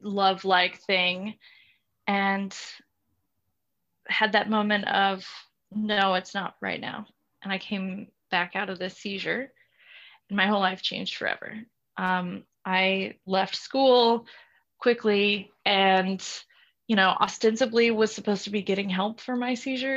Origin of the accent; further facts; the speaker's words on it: South Louisiana, United States; moved away as an adult; I'm from South Louisiana originally, so very, very particular culture, Cajun culture, conservative culture